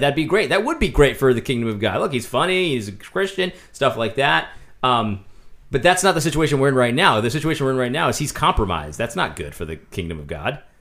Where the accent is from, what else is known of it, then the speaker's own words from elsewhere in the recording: United States; as an American